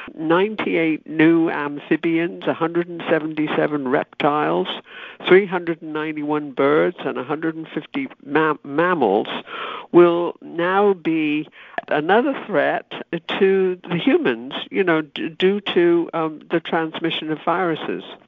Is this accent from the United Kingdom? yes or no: yes; United Kingdom; moved away; when I was growing up in Britain